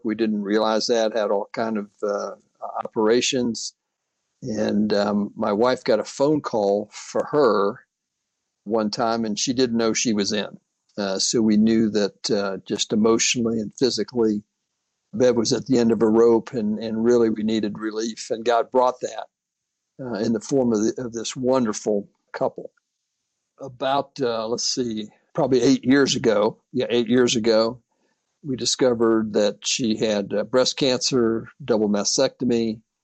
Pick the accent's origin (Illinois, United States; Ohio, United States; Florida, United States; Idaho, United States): Florida, United States; returned to my home state, uh, Florida